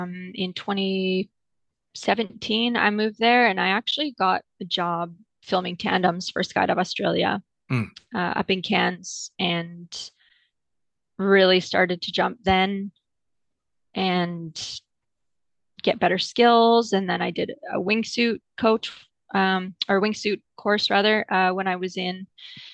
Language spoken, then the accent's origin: English; Wells, British Columbia, Canada; I'm from a super tiny town called Wells in the interior of British Columbia, which is on the west coast of Canada.